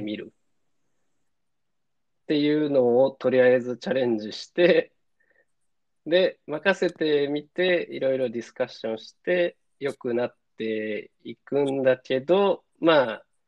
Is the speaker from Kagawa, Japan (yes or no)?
yes; Kagawa, Japan; now in Tokyo, Japan; 地元の香川